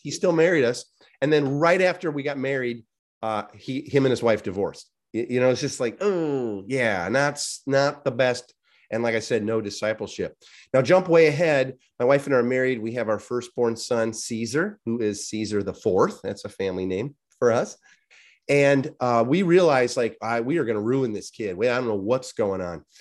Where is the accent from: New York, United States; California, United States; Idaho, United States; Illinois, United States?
Illinois, United States; Chicago; I grew up in the Chicagoland area, very, um, Polish